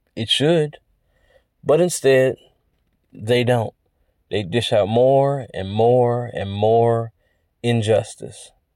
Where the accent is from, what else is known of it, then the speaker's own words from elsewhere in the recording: United States; I'm American